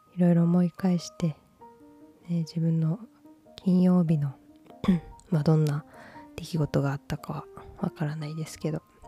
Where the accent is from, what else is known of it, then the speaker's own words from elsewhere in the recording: Osaka, Japan; accent: Kansai dialect; moved away; 私は大阪出身なので